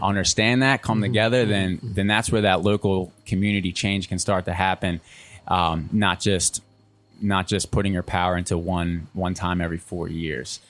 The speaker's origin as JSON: {"language": "English", "area": "outside of Philadelphia", "region": "Pennsylvania", "country": "United States", "moved": "yes", "lives_now": "North Carolina, United States", "said": "I'm originally from Pennsylvania, outside of Philly"}